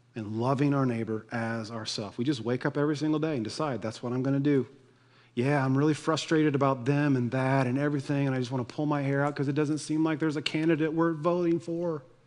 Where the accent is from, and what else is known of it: United States